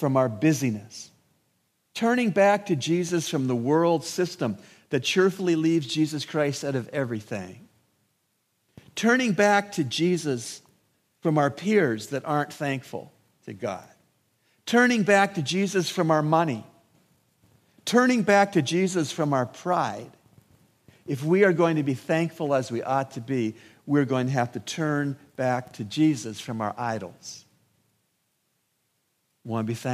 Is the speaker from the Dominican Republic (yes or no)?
no; Canada; also born or lived in United States; now in Bahamas; where I grew up in Canada